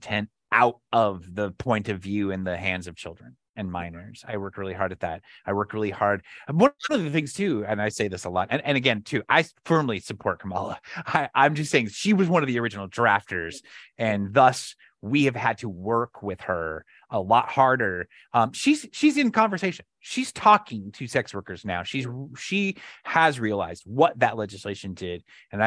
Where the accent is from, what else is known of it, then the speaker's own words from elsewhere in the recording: Flagstaff, Arizona, United States; my hometown of Flagstaff